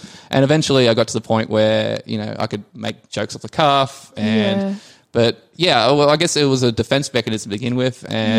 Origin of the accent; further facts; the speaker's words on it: Blackwater, Queensland, Australia; moved away; I come from Blackwater originally. Blackwater is 2 hours west from Rockhampton, which is 8 hours north of Brisbane.